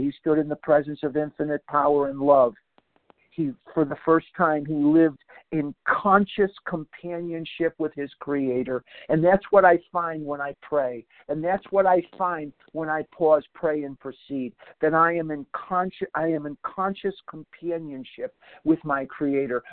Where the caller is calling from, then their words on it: Scottsdale, Arizona, United States; I'm from Scottsdale, but I'm actually calling from Albuquerque, New Mexico this morning.